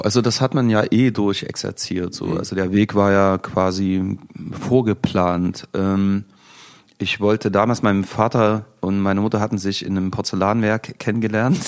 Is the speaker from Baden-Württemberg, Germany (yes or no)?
no; Chemnitz, Saxony, Germany; also born or lived in Leipzig